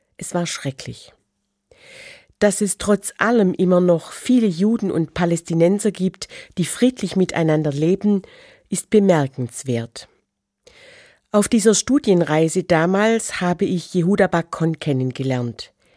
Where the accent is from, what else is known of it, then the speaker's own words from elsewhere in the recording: Germany; Als Christin und geboren als Deutsche nach 1945